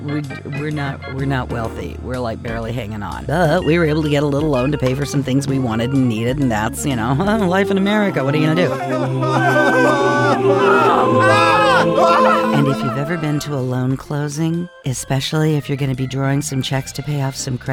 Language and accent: English; United States